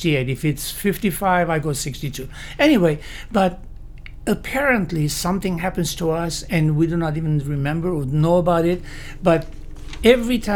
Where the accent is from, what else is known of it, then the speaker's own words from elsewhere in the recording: Lebanon; moved away as an adult; also born or lived in Syria / Miami, Florida, United States; now in Lake County, United States; My heritage is Armenian. I grew up in Syria as well as in Lebanon.